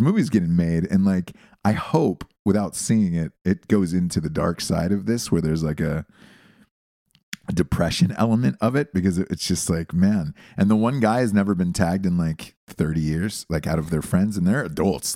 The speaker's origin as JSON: {"language": "English", "country": "United States"}